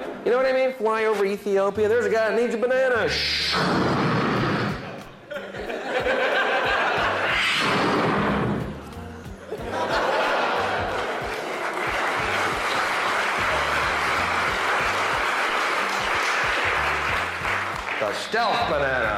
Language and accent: English; United States; I'm from the States